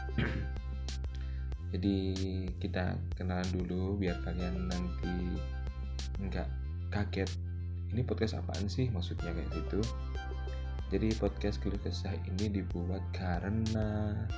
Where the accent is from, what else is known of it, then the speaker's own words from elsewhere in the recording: Batu, East Java, Indonesia; now in Mojokerto, Indonesia; lahir di kota Batu Malang